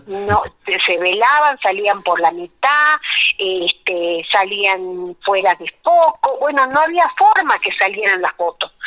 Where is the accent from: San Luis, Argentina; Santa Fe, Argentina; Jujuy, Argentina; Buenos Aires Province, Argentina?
Jujuy, Argentina; also born or lived in La Quiaca / Tilcara / Abrapampa; nací en La Quiaca, que es el pueblo que está en el límite con Bolivia. Mamá era de La Quiaca y mi papá de Tilcara, así que mi infancia y mi adolescencia han transitado entre, entre La Quebrada y La Puna